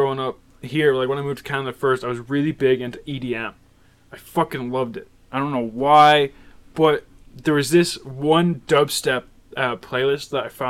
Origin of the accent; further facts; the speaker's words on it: Ireland; moved away; I think the only thing that like grabs people in here is that I'm Irish.